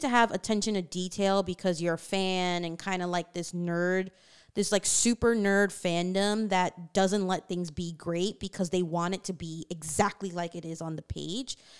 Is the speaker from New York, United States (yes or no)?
yes; New York City, New York, United States; growing up in Queens and having, like, different friends from different backgrounds